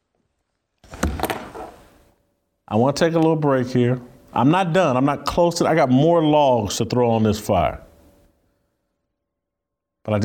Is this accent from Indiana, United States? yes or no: yes; Indianapolis, Indiana, United States; Indianapolis, my hometown